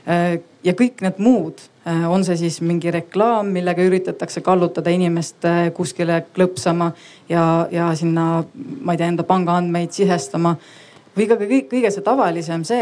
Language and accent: Estonian; South Estonia, Estonia; lõunaeestlasena ma väga kiidan sellist vastust